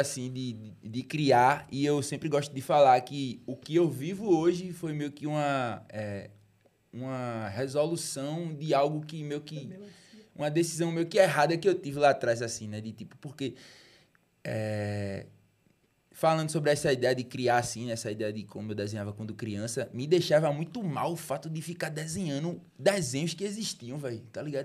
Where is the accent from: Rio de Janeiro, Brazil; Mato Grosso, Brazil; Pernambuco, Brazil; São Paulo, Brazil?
Pernambuco, Brazil; Recife; also born or lived in Juazeiro do Norte, Ceará; Eu fui feito no Recife, nasci no Juazeiro e voltei pra morar no Recife